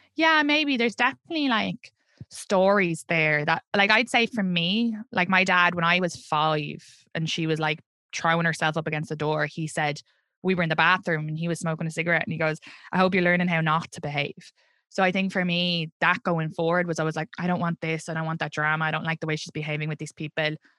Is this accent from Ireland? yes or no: yes; Ireland; accent: Irish; moved away as an adult; now in Brooklyn, United States; I'm from Ireland